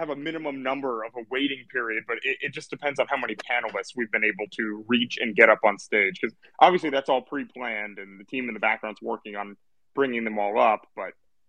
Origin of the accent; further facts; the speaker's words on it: Kentucky, United States; And I'm from Kentucky